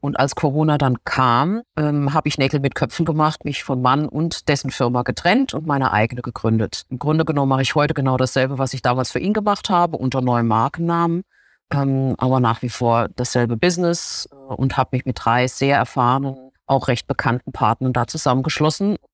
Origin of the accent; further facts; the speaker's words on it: Baden-Baden, Baden-Württemberg, Germany; moved away as an adult; Ich komme übrigens auch aus Baden-Baden. Und von dort aus bin ich dann durchgestartet in die große weite Welt.